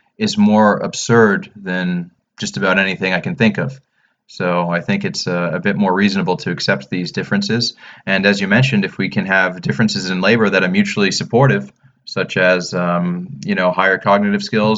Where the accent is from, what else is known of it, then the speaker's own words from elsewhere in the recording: United States; moved away; also born or lived in London; as an American